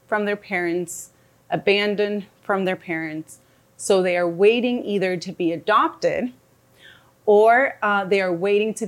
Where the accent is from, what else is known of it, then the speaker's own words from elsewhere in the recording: Bogotá, Colombia; I am from Bogota, Colombia, and I am a psychologist right now there